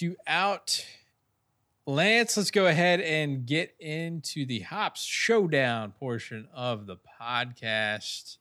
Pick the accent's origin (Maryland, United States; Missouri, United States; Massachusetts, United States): Maryland, United States; Bel Air; right in my hometown, right down the street in Bel Air